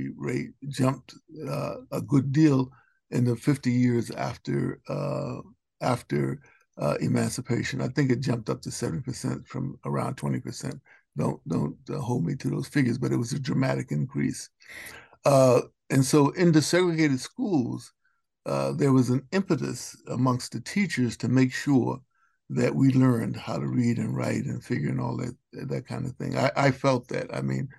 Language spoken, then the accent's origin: English; Roanoke, Virginia, United States; also born or lived in Baltimore, Maryland; I moved to Roanoke, Virginia when I was 6 years old